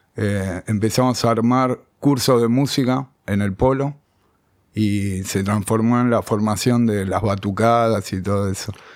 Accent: Buenos Aires, Argentina; also born or lived in Béccar / Sarandí; nací acá en Capital, de Saavedra. Después viví en la adolescencia en Becar, volví a Saavedra

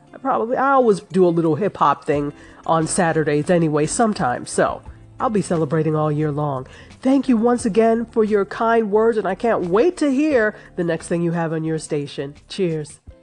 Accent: New York, United States; I grew up in New York State

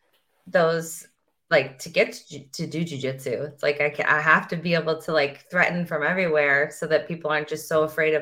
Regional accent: St. Louis, Missouri, United States; I'm like from St. Louis

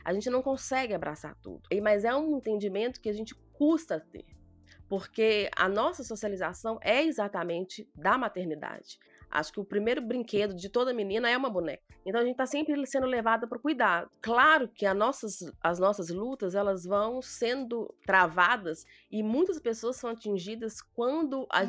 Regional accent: Belo Horizonte, Minas Gerais, Brazil; eu sou de Minas Gerais, Belo Horizonte

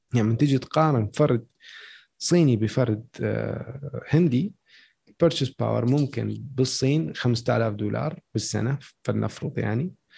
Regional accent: Iraq; عندنا بالعراق

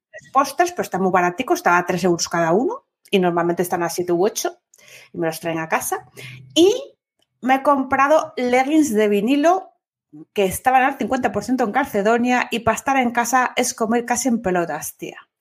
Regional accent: Asturias, Spain; bable es lo que hablamos en Asturias

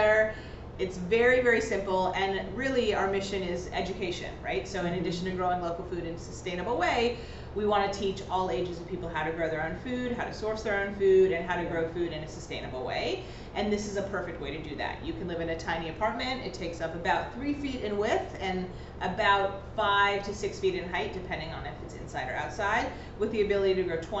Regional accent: Beverly Hills, California, United States; I grew up here in Beverly Hills, and we have three co-founders, and we all grew up here, went to school here

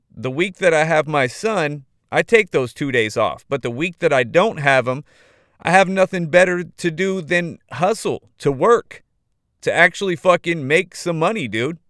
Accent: Modesto, California, United States; my hometown, dude. Modesto, California

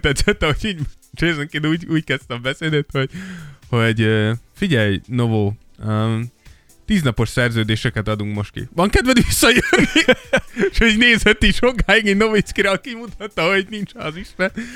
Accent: Szentendre, Pest, Hungary; én Szent- Szentendrén nőttem fel

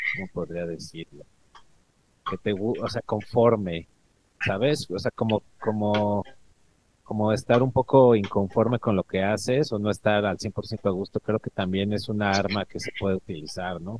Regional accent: Mexico; also born or lived in Ecatepec, State of Mexico; soy del DF

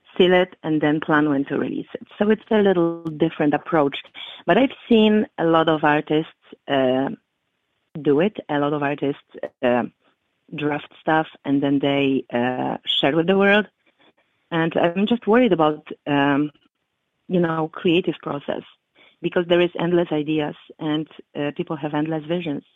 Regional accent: Poland; now in Chicago, United States; back in Poland, when I was growing up

